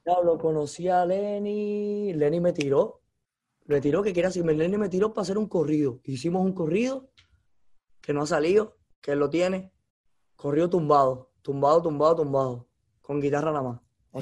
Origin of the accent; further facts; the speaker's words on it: Cuba; moved away as an adult; also born or lived in Los Angeles, United States; now in Miami, United States; yo nací en Cuba, yo, yo, yo crecí escuchando música latina